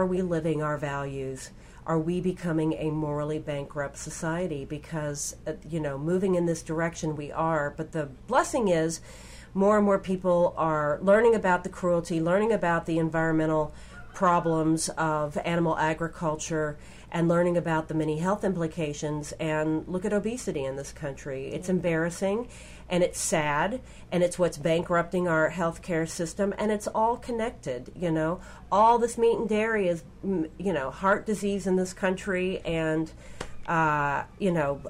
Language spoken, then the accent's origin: English; Kentucky, United States; I grew up in Kentucky